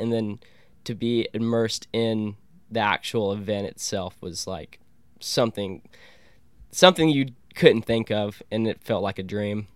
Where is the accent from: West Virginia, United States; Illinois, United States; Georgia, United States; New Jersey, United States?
Georgia, United States; Columbus; this is my hometown